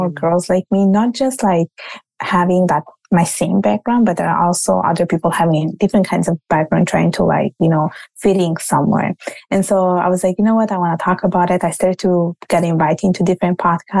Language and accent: English; Italy; accent: Italian; now in Canada; my parents are from Bangladesh and I was born and raised in Italy. Now I live in Canada.